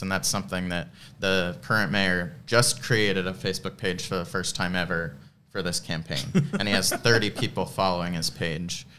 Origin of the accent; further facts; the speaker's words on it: Treasure Island, Florida, United States; I grew up in Treasure Island